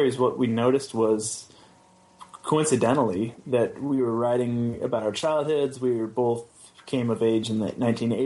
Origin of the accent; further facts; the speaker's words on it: southern Oregon coast, United States; I grew up in a logging town on the southern Oregon coast called Goose Bay.